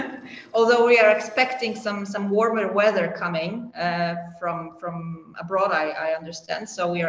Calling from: Poland; I'm joining you from Poland.

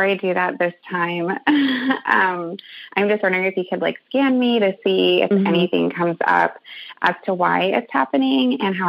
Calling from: Northern California, United States; I'm calling from Northern California.

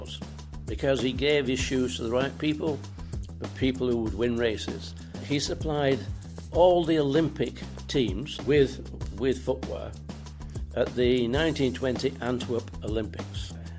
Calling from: England, United Kingdom; Well, today we're back in England because we, Julie and I, we do travel an awful lot these days.

